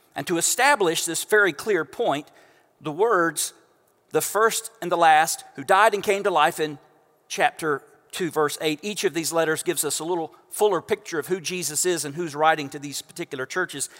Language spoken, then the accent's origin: English; Central Florida, United States; now in Houston, United States; we know if you are from this area of Central Florida